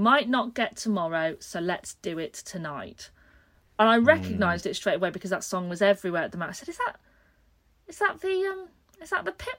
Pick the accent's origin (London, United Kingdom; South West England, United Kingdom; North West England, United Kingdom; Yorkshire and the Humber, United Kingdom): Yorkshire and the Humber, United Kingdom; a smaller town near Leeds; now in Brighton, United Kingdom; we came back to my hometown